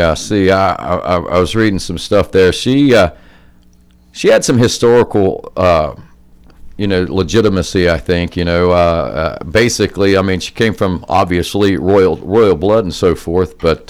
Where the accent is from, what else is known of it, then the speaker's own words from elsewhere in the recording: Jackson, United States; I grew up over in Jackson, just a few miles from where we are now